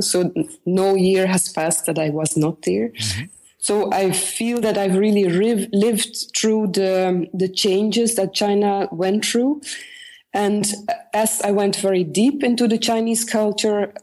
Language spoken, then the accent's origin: English; north of Antwerp, Flanders, Belgium; now in Ghent, Belgium; I was born in the north of Antwerp, very close to the border with Holland, and part of my family was also Dutch.